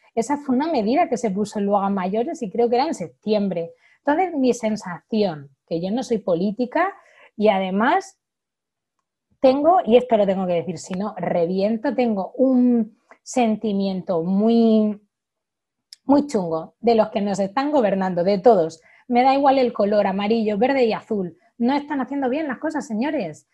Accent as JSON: {"language": "Spanish", "town": "Orihuela", "region": "Valencian Community", "country": "Spain", "said": "yo que soy del sur de Alicante, de, Orihuela, un pueblecito muy, muy bonito"}